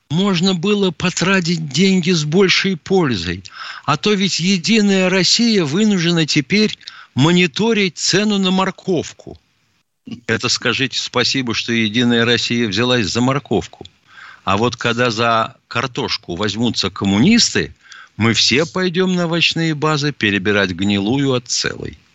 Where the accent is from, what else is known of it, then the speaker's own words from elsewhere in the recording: Lüshun, Liaoning, China; born there; Я родился в Порт-Артуре.